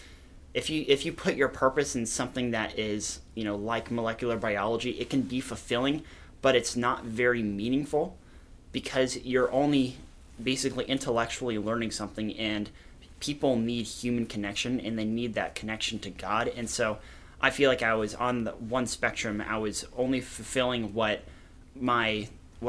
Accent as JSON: {"language": "English", "town": "Lincoln", "region": "Nebraska", "country": "United States", "moved": "as an adult", "lives_now": "Kearney, United States", "said": "I'm from Lincoln. I moved here to Kearney, last August"}